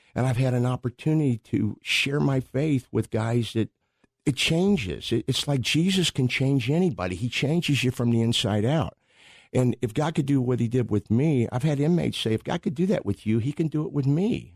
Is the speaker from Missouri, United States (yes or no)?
yes; Pacific, Missouri, United States; I grew up in Pacific, Missouri. That's a suburb of Saint Louis.